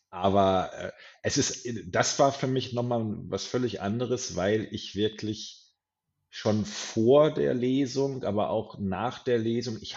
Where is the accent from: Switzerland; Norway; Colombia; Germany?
Germany; Hamm, North Rhine-Westphalia; hier in meiner Heimat in Hamm, Westfalen stattfinden sollen, in einer wunderbaren äh, Metal-Kneipe namens Pirates.